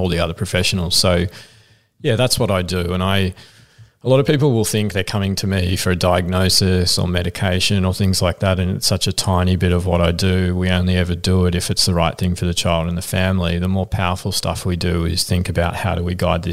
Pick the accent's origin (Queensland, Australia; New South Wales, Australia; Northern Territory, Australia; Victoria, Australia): Victoria, Australia; Frankston; I grew up in Frankston and like people might not know, but it's a pretty rough town.